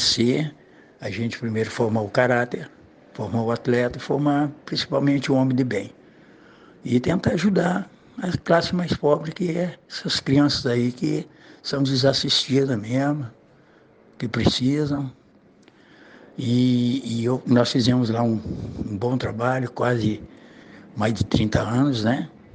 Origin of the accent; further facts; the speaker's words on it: Uruguaiana, Rio Grande do Sul, Brazil; now in Cabo Frio, Brazil; Sou gaúcho, né? Eu sou de Uruguaiana, eu rodei muito, né? lá do Rio Grande do Sul, nasci lá.